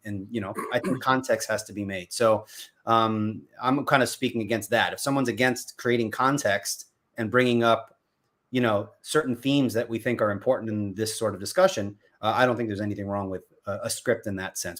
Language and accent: English; Patchogue, New York, United States; now in North Carolina, United States; I was born and raised on Long Island, New York. I grew up in a little town called Patchogue